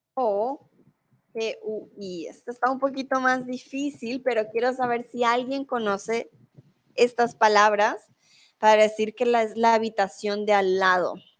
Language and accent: Spanish; Colombia; now in Germany